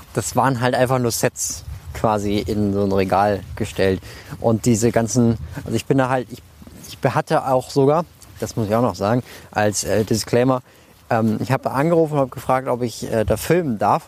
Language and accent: German; Germany; now in Munich, Germany; ich komme ja nicht aus München, sondern aus der Nähe von Bremen